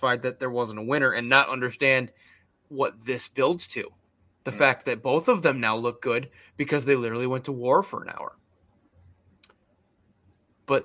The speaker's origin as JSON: {"language": "English", "region": "New York", "country": "United States", "said": "we're from New York State. We're all jerks here."}